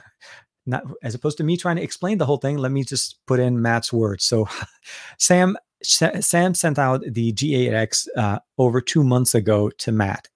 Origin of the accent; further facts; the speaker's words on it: Beirut, Beirut Governorate, Lebanon; now in United States; I'm, was born in Lebanon, born and raised in Beirut, Lebanon